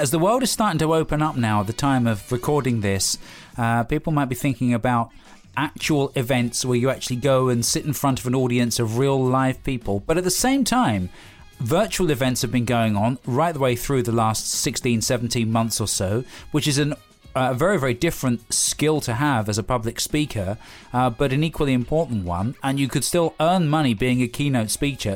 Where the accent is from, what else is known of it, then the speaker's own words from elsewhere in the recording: United Kingdom; we're British